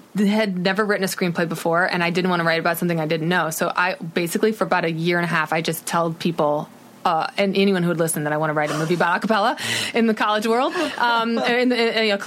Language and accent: English; Midwest, United States; I'm from the Midwest